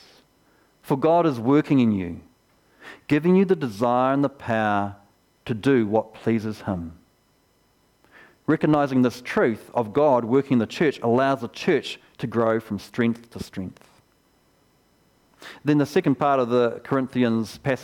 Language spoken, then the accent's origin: English; Geraldine, Canterbury, New Zealand; When I was 4 years old, I grew up here in Geraldine and I went to the kindergarten over here